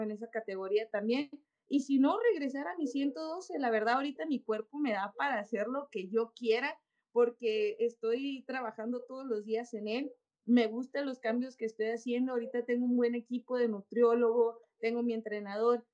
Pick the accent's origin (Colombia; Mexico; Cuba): Mexico; la mayoría de las campeonas somos mexicanas